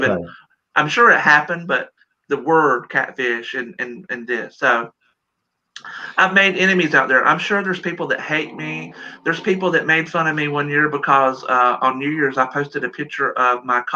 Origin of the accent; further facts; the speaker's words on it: South Carolina, United States; now in Washington, United States; I'm from South Carolina.